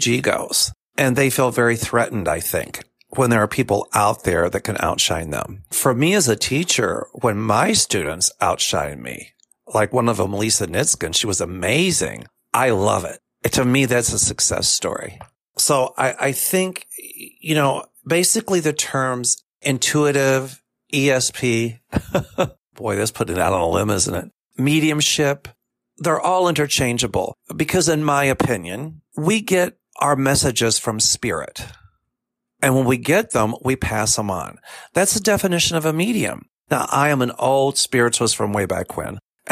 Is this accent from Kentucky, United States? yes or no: yes; Kentucky, United States; now in Chicago, United States; I'm from Kentucky originally